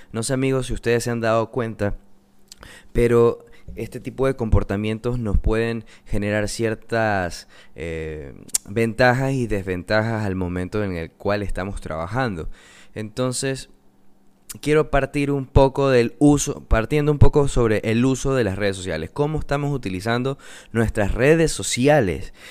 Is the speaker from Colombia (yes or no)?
no; coast of Ecuador, Manabí, Ecuador; yo soy de Ecuador, soy de la costa de Ecuador, específicamente de Manabí.